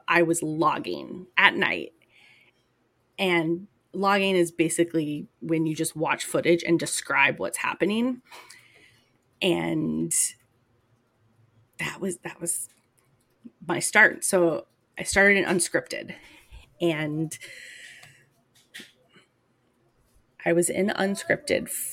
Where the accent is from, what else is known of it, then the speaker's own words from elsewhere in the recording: Tennessee, United States; also born or lived in Georgia; I'm from Tennessee